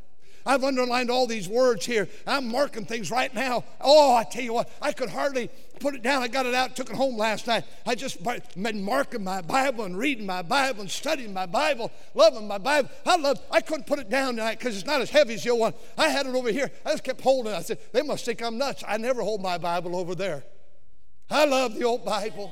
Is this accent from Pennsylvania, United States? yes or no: no; California, United States; moved away; I'm from California